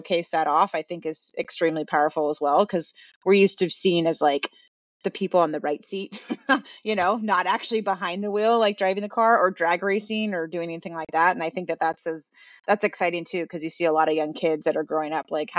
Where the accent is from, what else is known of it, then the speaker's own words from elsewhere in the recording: Manhattan Beach, California, United States; I grew up in Manhattan Beach. It's a small town in Los Angeles.